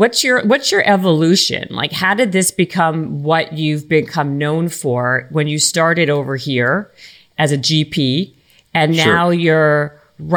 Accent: Canada; And we're both Canadian.

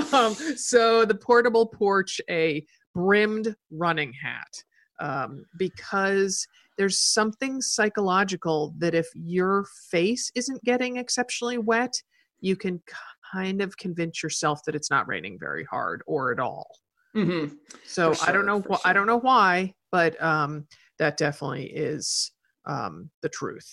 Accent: Portland, Oregon, United States; I'm from Portland.

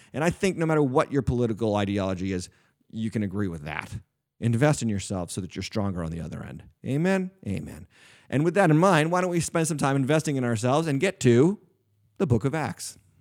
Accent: New England, United States; I'm a lifelong New Englander. Here I am pastoring a church in New England.

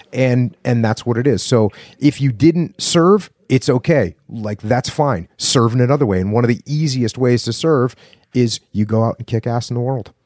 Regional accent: New England, United States; I'm from New England

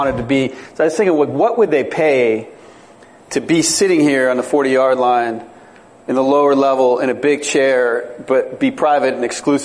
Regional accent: East Bay, California, United States; moved away as an adult; also born or lived in Chicago; I grew up in the East Bay in California, and we'd kind of go over to Oakland.

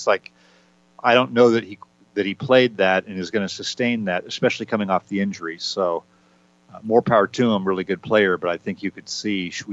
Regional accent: California, United States; growing up in California

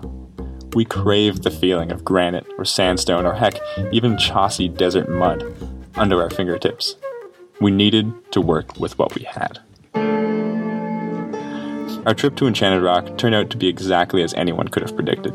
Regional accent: Canada; also born or lived in Montreal; as a Canadian who had never visited the state

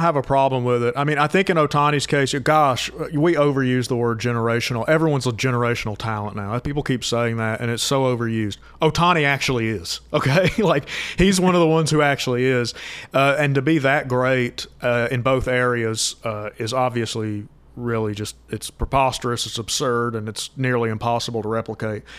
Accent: Georgia, United States; I was born in 1993, so growing up in Georgia

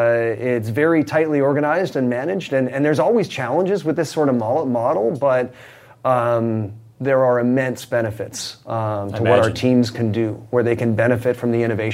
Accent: Canada; I mean, I'm Canadian, so you know, hockey was a sport that I grew up loving.

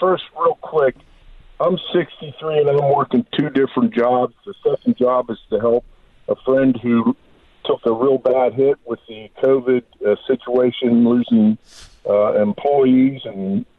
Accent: Cumberland, Maryland, United States; in my hometown, around 19,000 people. The county's around 68,000.

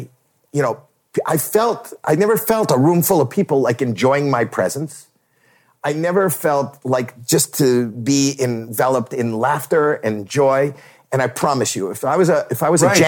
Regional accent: Toronto, Ontario, Canada; I'm a putz from Toronto

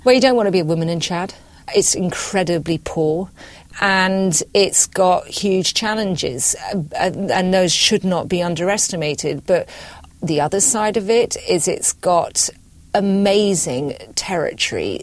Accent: Scotland, United Kingdom; I'm British. I was brought up in Scotland.

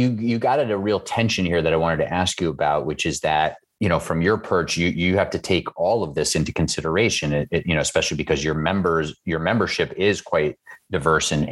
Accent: New York City, New York, United States; I'm from Queens

